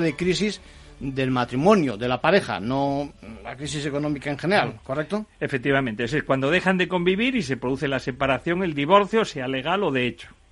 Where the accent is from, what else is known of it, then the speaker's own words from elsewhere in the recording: Asturias, Spain; yo, por ejemplo, que soy asturiano, me puedo ir a casar a Barcelona, pero yo resido en Asturias